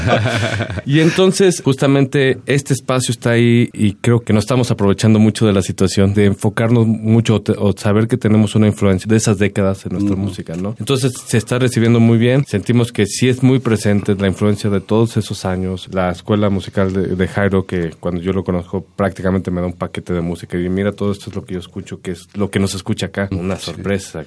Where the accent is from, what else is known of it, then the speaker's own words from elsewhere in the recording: San Luis Potosí, Mexico; now in Mexico City, Mexico; yo igual de San Luis Potosí, no soy de acá de la Ciudad de México